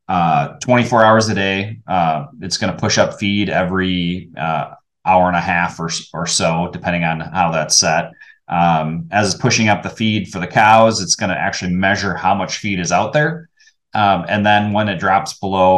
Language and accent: English; Wisconsin, United States; Born and raised in Wisconsin